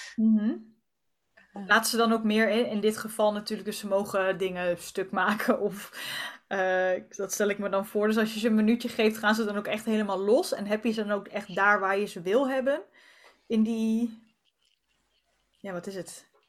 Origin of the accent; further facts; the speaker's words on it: Arnhem, Gelderland, Netherlands; ik kom uit Arnhem, dus ik zit altijd aan de andere kant van Nederland